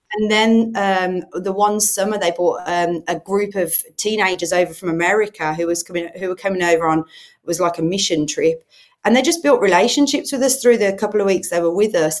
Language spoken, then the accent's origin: English; Birmingham, West Midlands, United Kingdom; accent: Brummie; now in Solihull, United Kingdom; I'm a Brummie, which means I'm from Birmingham, but I actually live in Solihull